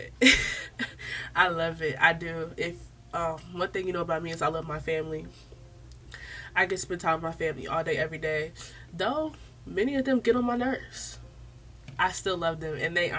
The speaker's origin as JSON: {"language": "English", "region": "the South", "country": "United States", "accent": "Southern", "said": "I'm from the South"}